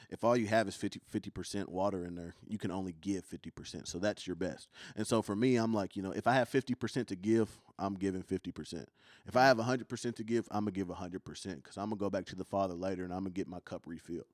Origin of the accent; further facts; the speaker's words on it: Kentucky, United States; accent: country; I'm from Kentucky